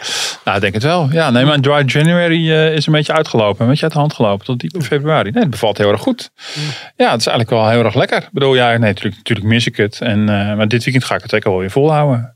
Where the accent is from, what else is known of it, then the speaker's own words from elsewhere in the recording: Utrecht, Netherlands; Ik kom uit Utrecht